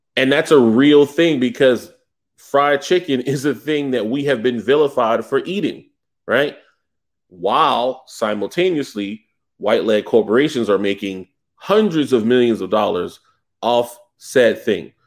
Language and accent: English; the South, United States; I'm from the South